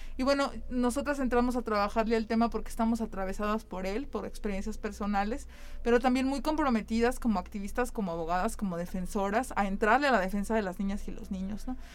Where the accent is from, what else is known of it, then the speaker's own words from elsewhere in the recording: San Luis Potosí, Mexico; yo crecí y soy del barrio de Tlaxcala, de la colonia Santa Fe